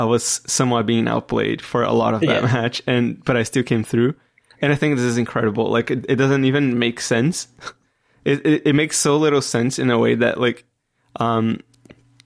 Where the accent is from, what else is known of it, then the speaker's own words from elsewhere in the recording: Brazil; I come from Brazil